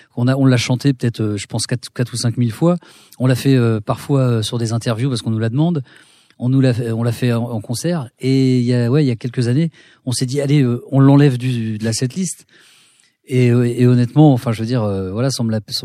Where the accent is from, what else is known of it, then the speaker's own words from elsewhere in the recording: Cergy-Pontoise, Île-de-France, France; on a grandi à Cergy-Pontoise dans un petit pavillon de banlieue tranquille